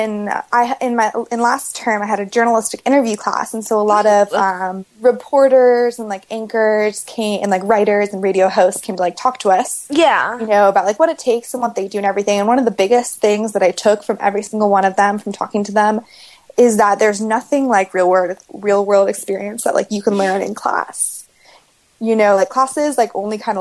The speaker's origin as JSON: {"language": "English", "region": "California", "country": "United States", "tie": "born or raised there", "said": "In my home state, California"}